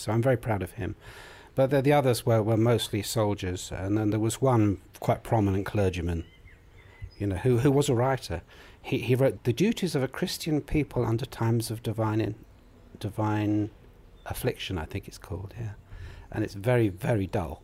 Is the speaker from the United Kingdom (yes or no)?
yes; United Kingdom; also born or lived in Colombia / Manchester